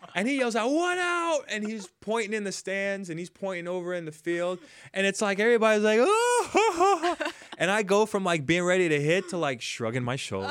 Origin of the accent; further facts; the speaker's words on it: Jamaica; now in United States; I was raised in Jamaica